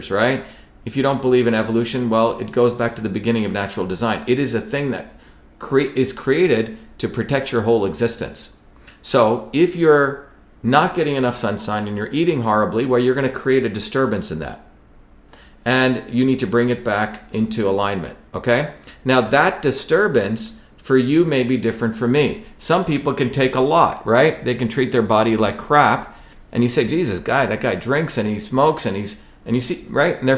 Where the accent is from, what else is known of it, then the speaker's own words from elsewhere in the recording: India; moved away; when I grew up in India